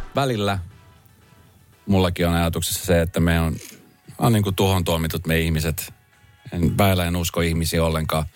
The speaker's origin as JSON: {"language": "Finnish", "town": "Espoo", "region": "Uusimaa", "country": "Finland", "also_born_or_lived": "Helsinki", "said": "Mä koen, että mä oon Espoosta lähtöisin, kun mä oon tässä nyt kumminkin mm. Espoosta ja Helsingistä, mutta Espoosta ehkä lähinnä"}